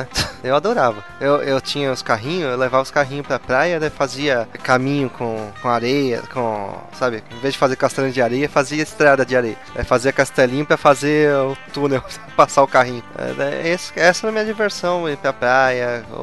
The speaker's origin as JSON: {"language": "Portuguese", "region": "São Paulo", "country": "Brazil", "tie": "born or raised there", "said": "Nasci, e Cresci, nasci e cresci em São Paulo, mas eu passava todas as férias aqui."}